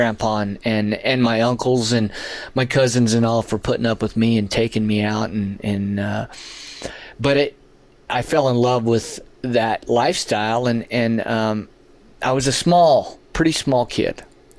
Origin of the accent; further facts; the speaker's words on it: Las Cruces, New Mexico, United States; Las Cruces.